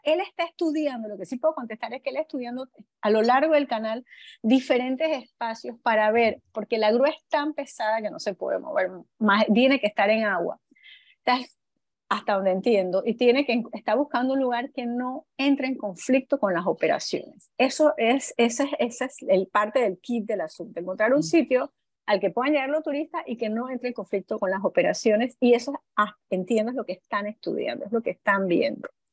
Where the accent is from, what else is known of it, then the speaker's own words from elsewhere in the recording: Panama; nosotros como panameños